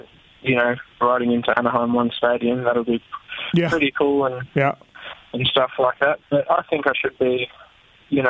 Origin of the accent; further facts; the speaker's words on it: Melbourne, Victoria, Australia; moved away as an adult; But where I'm from Melbourne, Victoria.